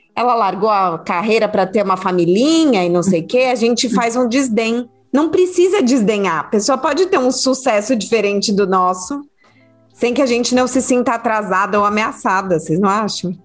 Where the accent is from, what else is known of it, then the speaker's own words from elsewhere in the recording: São Paulo, Brazil; moved away as an adult; also born or lived in Rio de Janeiro; Eu nasci em São Paulo, cresci em São Paulo